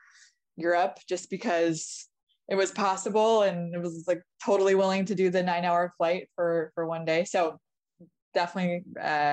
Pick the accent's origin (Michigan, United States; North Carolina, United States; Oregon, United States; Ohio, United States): Oregon, United States; Portland; moved away as an adult; now in Los Angeles, United States; Portland, Oregon, but moved to LA the day I graduated from college